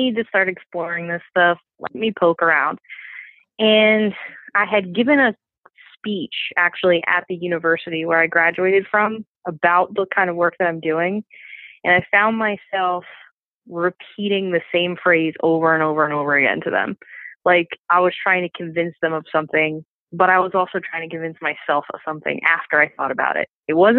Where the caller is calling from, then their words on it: King of Prussia, Pennsylvania, United States; So I am in King of Prussia, Pennsylvania, which is like right outside of Philadelphia, like 20 minutes away.